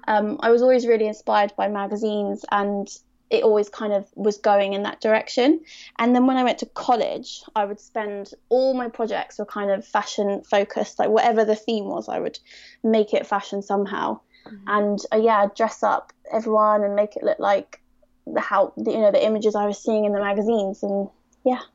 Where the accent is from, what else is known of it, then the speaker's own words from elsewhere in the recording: Surrey, South East England, United Kingdom; I'm from Surrey